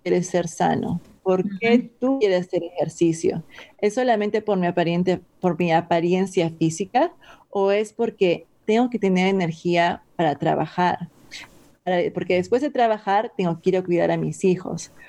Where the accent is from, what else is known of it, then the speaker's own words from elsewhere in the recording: Peru; moved away; yo soy de Perú y yo he sido criada con papa y arroz mezclado